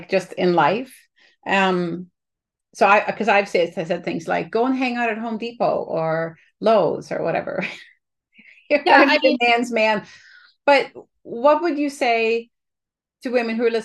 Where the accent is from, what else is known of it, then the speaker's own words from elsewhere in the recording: Canada; as a Canadian sitting up here